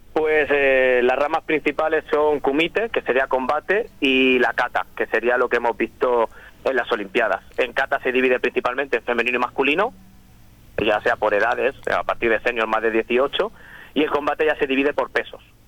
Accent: Torrevieja, Valencian Community, Spain; also born or lived in San Miguel de Salinas; en Torrevieja, que es de donde soy, donde he crecido

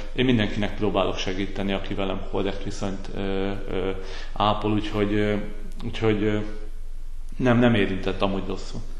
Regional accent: Veszprém, Veszprém County, Hungary; moved away as an adult; also born or lived in Szombathely / Székesfehérvár; Veszprémi születésű vagyok

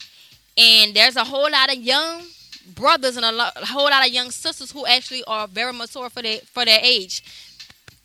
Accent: United States; I'm an American black woman.

